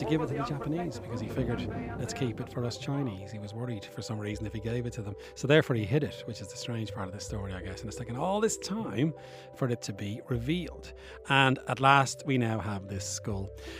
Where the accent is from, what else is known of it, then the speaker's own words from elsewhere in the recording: Bray, Ireland; my hometown of Bray County.